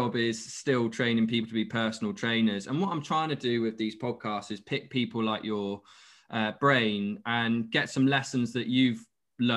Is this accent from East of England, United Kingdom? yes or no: no; Exeter, South West England, United Kingdom; moved away; I'm from Exeter originally